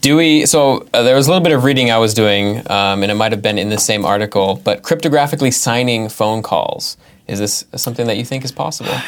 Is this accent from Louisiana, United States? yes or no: no; California, United States; now in Massachusetts, United States; nine four nine, which is where, uh, I, I grew up in California